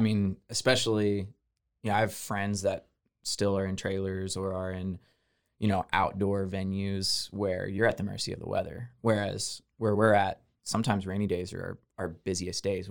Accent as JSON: {"language": "English", "town": "Houston", "region": "Texas", "country": "United States", "moved": "yes", "said": "I'm from Texas. I'm from Houston originally"}